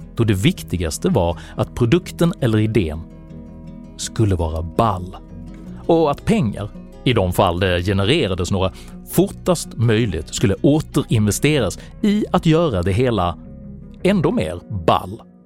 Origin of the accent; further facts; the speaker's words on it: Malmö, Skåne, Sweden; Jag växte upp i Malmö på 70-talet